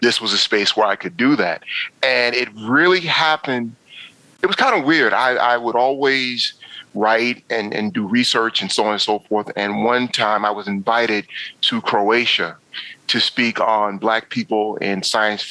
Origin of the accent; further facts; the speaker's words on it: New York, United States; now in DC area, United States; for the longest, DMV meant Department of Motor Vehicles, because I'm from New York